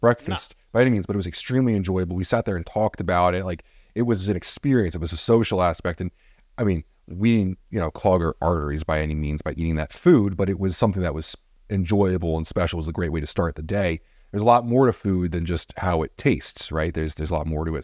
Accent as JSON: {"language": "English", "region": "New Jersey", "country": "United States", "said": "I'm from Jersey"}